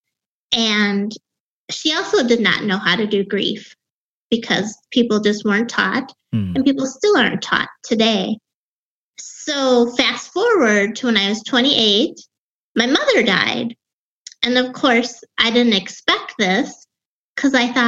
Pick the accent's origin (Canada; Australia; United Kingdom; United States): United States; Wisconsin; accent: Wisconsin; I grew up in Wisconsin.